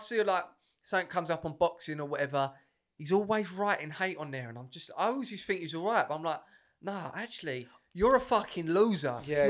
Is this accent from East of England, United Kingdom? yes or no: yes; Essex, East of England, United Kingdom; I'm from Essex.